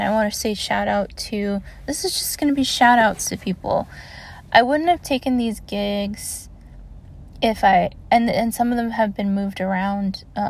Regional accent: Maryland, United States; also born or lived in Augusta, Georgia; because I grew up in Maryland, but I also grew up in Augusta, Georgia, and a huge part of my very young childhood was going between Georgia and Florida during the Gulf War

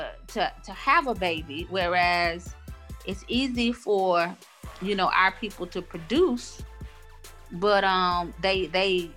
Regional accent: Augusta, Georgia, United States; also born or lived in Atlanta, Georgia; my hometown of Augusta, Georgia, and then being in Atlanta

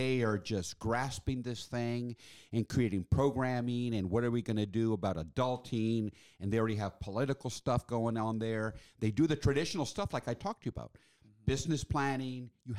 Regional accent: Washington, District of Columbia, United States; now in Chicago, United States; But remember, I grew up in Washington, D.C.

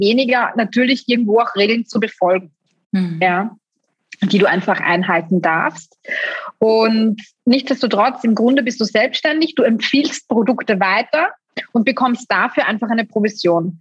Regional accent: Styria, Austria; bei uns in Österreich

